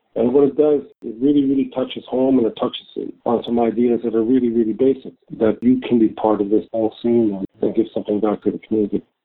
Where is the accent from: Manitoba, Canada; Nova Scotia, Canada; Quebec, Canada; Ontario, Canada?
Manitoba, Canada; Winnipeg; I grew up in North End. I went to school here